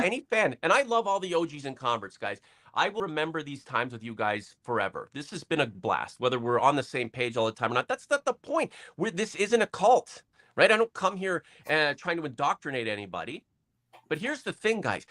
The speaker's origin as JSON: {"language": "English", "town": "Toronto", "region": "Ontario", "country": "Canada", "tie": "born or raised there", "said": "just growing up in Toronto, sneaking into the gardens, watching practices."}